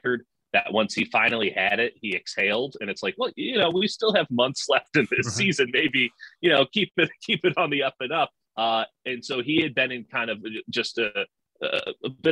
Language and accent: English; Chicago, Illinois, United States; now in Bay Area, United States; I grew up in Chicago, and so I'm just visiting my parents